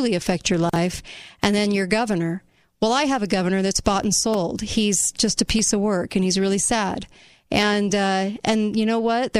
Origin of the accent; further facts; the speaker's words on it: United States; as an American